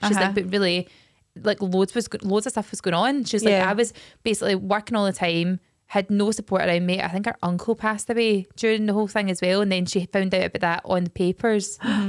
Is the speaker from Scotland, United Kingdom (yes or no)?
yes; Scotland, United Kingdom; we are Scottish